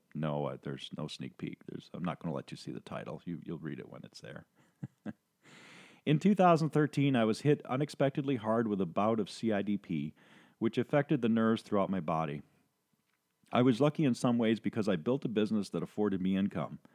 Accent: Saint Paul, Minnesota, United States; now in Ohio, United States; I was born in Minnesota as the second of five in a working class family. I grew up in the shadows of a slum neighborhood in Saint Paul known as Frogtown.

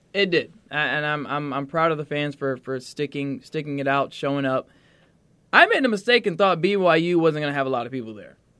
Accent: Atlanta, Georgia, United States; I'm from Atlanta.

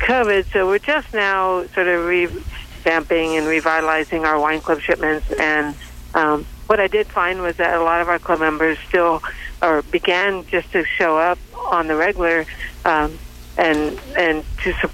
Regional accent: Hong Kong; also born or lived in Central Coast, California; now in Oakhurst, United States; I was born in Hong Kong

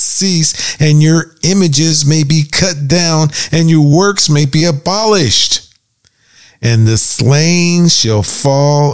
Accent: Pittsburgh, Pennsylvania, United States; now in Florida, United States; we're from Pittsburgh, Pennsylvania. So, we grew up in an area called Hazelwood

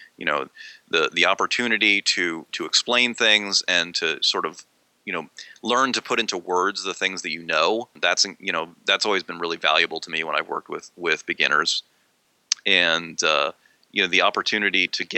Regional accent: Maryland, United States; now in Pennsylvania, United States; I grew up in Maryland, but it's only like 50 miles away from where I live now

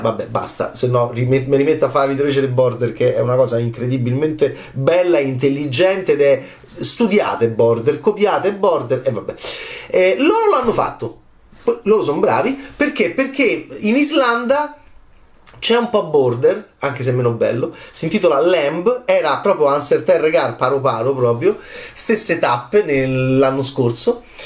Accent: Italy

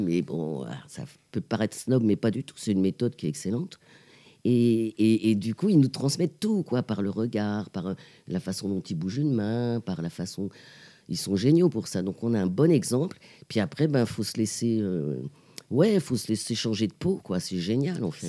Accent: Pantin, Île-de-France, France; Une petite euh, togolo-pantinoise, c'est-à-dire moitié togolaise et moitié pantinoise, parce que je suis née à Pantin.

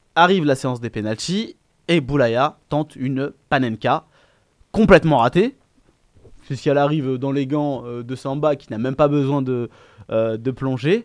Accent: Biskra, Biskra Province, Algeria; c'est ma ville natale

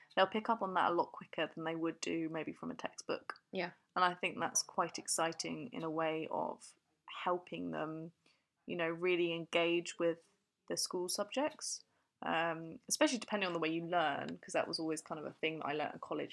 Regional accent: Fleet, South East England, United Kingdom; I come from a little place called Fleet

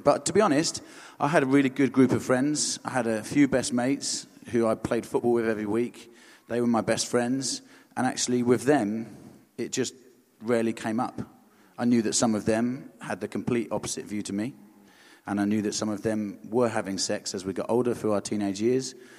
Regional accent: Hampshire and Surrey, South East England, United Kingdom; also born or lived in Aldershot; I'm from Hampshire and Surrey

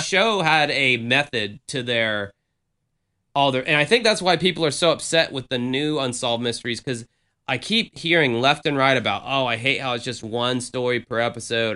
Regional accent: the South, United States; I grew up in the South

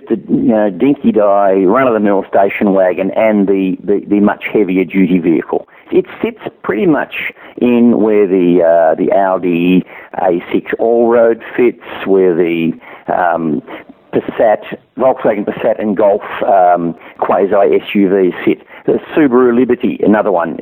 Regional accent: Australia

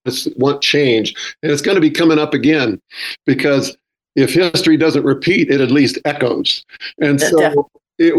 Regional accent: Northern California, United States; where I grew up in Northern California

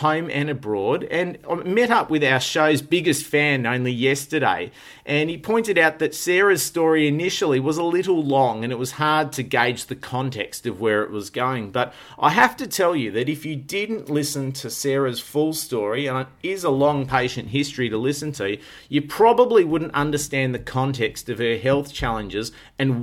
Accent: Melbourne, Victoria, Australia; born or raised there

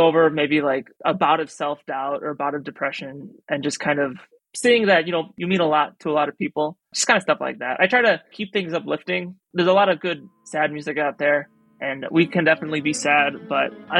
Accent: Chicago, Illinois, United States; I'm from here.

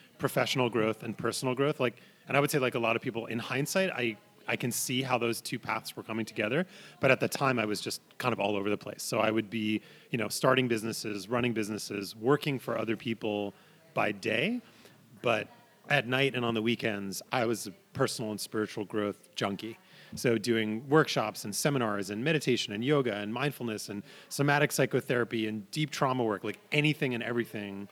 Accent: New York, United States; moved away; also born or lived in San Francisco / Ashland, Oregon; I grew up in New York and I spent a lot of time in San Francisco.

